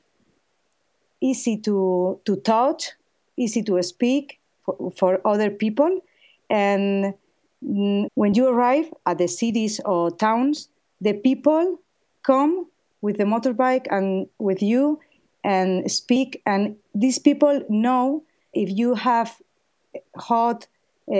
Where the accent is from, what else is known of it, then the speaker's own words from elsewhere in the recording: Madrid, Community of Madrid, Spain; English is a second language; I'm from Madrid, Spain.